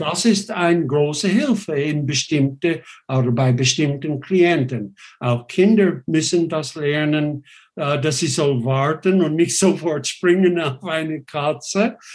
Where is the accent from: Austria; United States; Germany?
United States; German is a second language; now in Switzerland; ich bin ursprünglich Amerikaner, US-Amerikaner, ich bin das nicht mehr, ich bin nur noch Schweizer